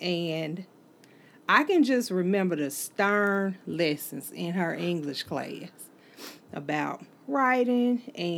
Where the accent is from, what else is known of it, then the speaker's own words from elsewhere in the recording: Holly Springs, United States; moved away; I started teaching in Holly Springs because that's my hometown.